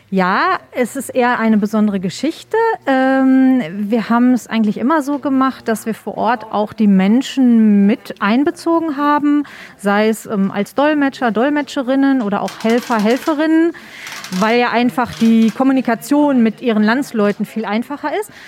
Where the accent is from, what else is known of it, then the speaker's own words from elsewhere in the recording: Germany; wir hier als Deutsche oder generell als EuropäerInnen